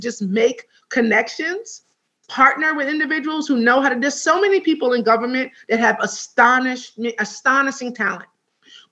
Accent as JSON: {"language": "English", "region": "New York", "country": "United States", "said": "As a New Yorker"}